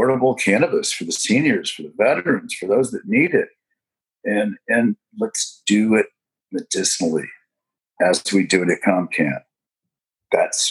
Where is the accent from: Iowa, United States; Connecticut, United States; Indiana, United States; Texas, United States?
Indiana, United States; Indiana, my home state